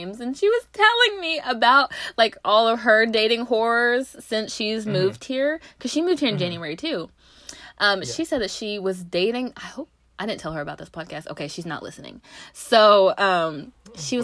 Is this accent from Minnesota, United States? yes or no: no; Knoxville, Tennessee, United States; moved away; I'm from Knoxville